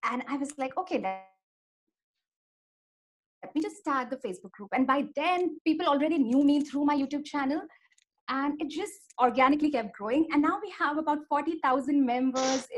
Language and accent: English; Mumbai, Maharashtra, India; I'm from Mumbai, India